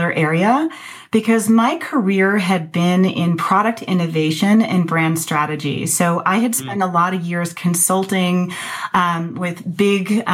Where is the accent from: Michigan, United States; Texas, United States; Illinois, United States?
Michigan, United States; Ann Arbor; moved away as an adult; also born or lived in Madison, Wisconsin / Colorado; I grew up in Ann Arbor, Michigan